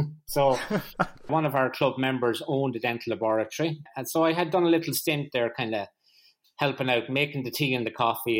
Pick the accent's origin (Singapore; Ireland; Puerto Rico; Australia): Ireland; Carlow, County Carlow; I'm actually from Carlo in Ireland.